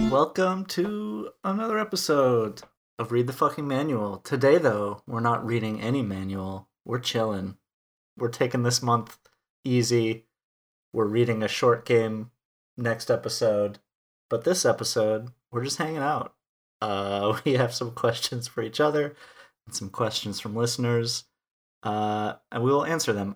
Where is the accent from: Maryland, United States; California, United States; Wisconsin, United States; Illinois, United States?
Wisconsin, United States; moved away as an adult; also born or lived in Texas / Minnesota; now in Minneapolis, United States; a town of five hundred people in Wisconsin, in the United States. So that's a big component of where I'm from